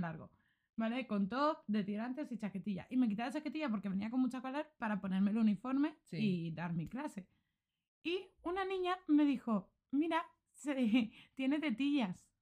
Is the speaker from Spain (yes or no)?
yes; Xeresa, Valencian Community, Spain; podría haber sido mi pueblo, podría haber sido Xeresa